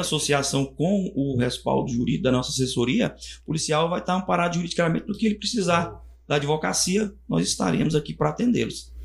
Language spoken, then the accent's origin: Portuguese; Goiânia, Goiás, Brazil; moved away as an adult; now in Confresa, Brazil; eu sou de Goiânia